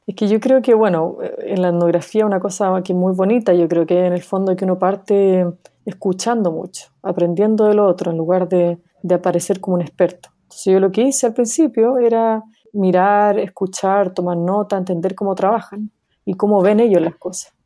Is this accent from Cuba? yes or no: no; Chile; moved away as an adult; also born or lived in New York, United States; Nací en Chile, viví toda mi vida en Chile antes de irme a Estados Unidos a estudiar el doctorado en Colombia, en Nueva York